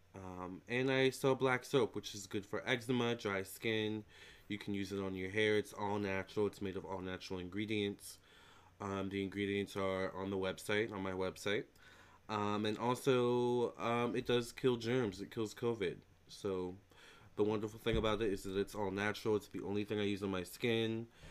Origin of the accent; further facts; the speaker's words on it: United States; I'm American